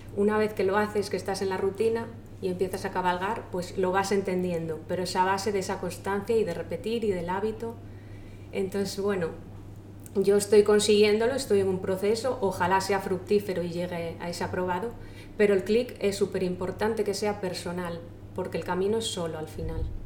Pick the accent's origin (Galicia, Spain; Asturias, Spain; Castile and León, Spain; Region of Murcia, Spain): Asturias, Spain; soy de Asturias, tengo 33 años